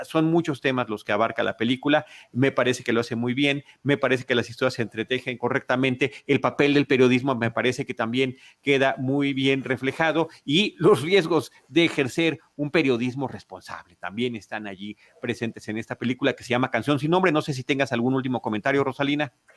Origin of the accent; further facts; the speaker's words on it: Mexico; now in Mexico City, Mexico; podemos identificarnos como mexicanos por completo